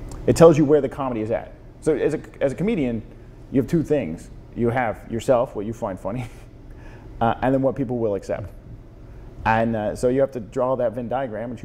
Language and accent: English; the South, United States; now in San Francisco, United States; growing up in the South, in the sort of deeply religious component